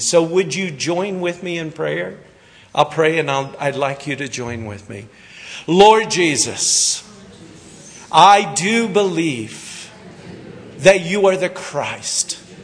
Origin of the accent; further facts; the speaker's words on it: Kansas, United States; also born or lived in Hagerman, Idaho; now in California, United States; I'm actually a farm boy from Kansas, so all you farmers have to like me. I'm a wheat farmer, grew up on a farm in Kansas